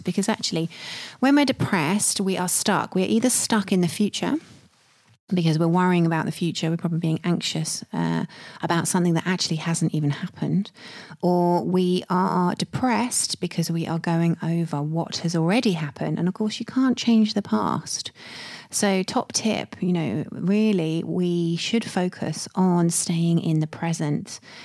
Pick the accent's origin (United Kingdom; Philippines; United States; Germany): United Kingdom; I'm British